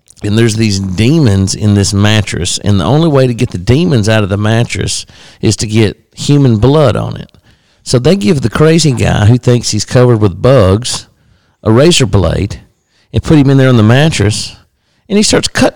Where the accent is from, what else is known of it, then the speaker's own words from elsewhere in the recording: Boaz, Alabama, United States; we lived in Boaz, Alabama